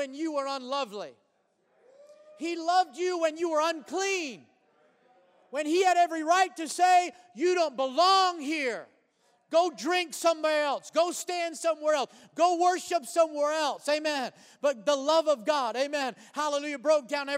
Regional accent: United States; before I'm a Caucasian, before I'm an American

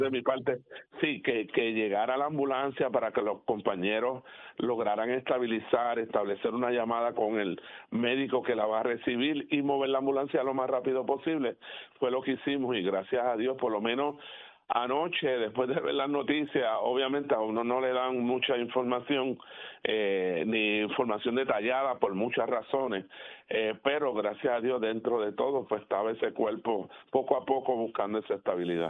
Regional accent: Puerto Rico; como puertorriqueños

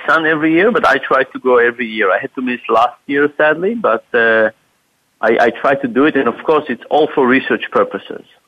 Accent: Israel; moved away; I'm originally from Israel, from the Middle East

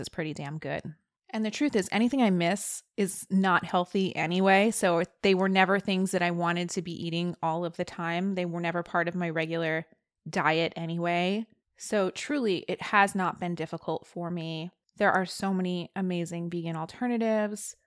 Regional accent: New Jersey, United States; one of my good friends from high school that I knew growing up in New Jersey

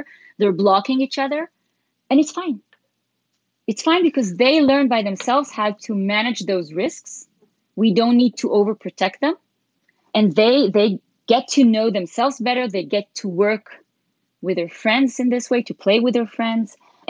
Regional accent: Switzerland; English is a second language; I grew up in Switzerland as part of my childhood

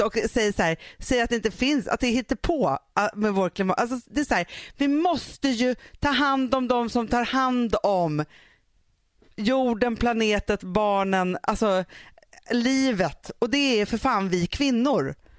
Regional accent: Sweden; vi som är svenskar som är uppvuxen i så här

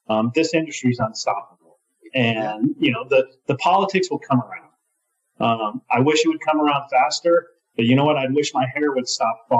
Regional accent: Colorado, United States; my home state of Colorado and where we're headquartered

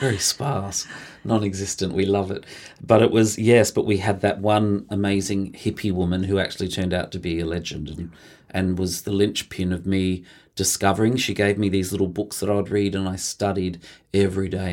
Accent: Mildura, Victoria, Australia; I was born in Mildura, uh, in the northwest of Victoria. We grew up on a grape farm, so we're a country family.

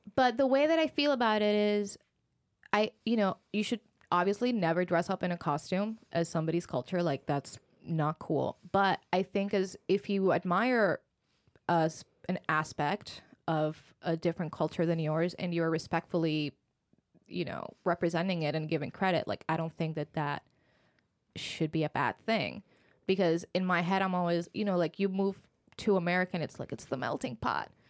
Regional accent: Puerto Rico; English is a second language; moved away as an adult; also born or lived in Philadelphia, United States; now in New York, United States; I was born and raised in Puerto Rico. I spent all my life there

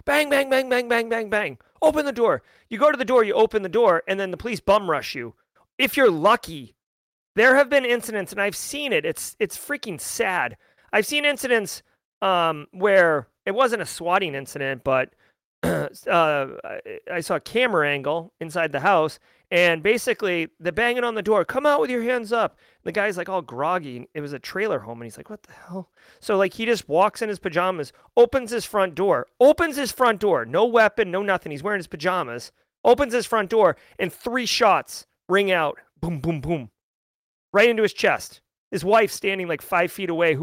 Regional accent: Groveland, Massachusetts, United States; I am from Massachusetts, Groveland

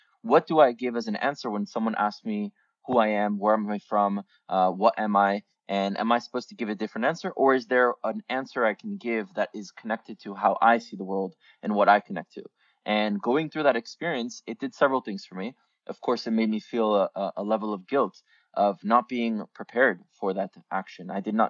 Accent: Miami, Florida, United States; also born or lived in France / Israel; being born in France, then moving to Israel, then moving to America, and particularly growing up in Miami

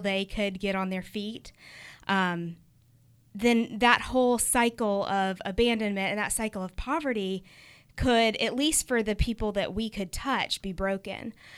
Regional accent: United States; also born or lived in Uganda; we're American

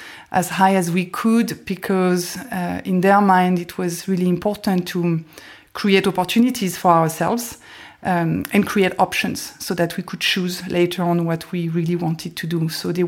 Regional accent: south of France, France; also born or lived in West Paris; Yeah, growing up in West Paris and south of France was a lot of fun.

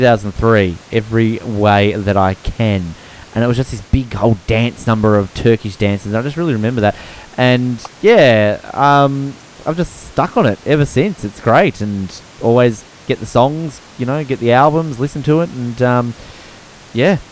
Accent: Australia; We are Australian.

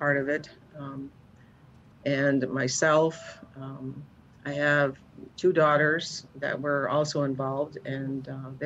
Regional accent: Chicago, Illinois, United States; growing up in Chicago

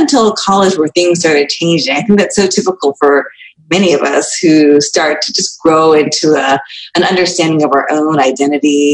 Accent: Washington, District of Columbia, United States; also born or lived in Spokane, Washington / Chicagoland; now in Chicago, United States; I grew up essentially after that in the Washington, D.C. area

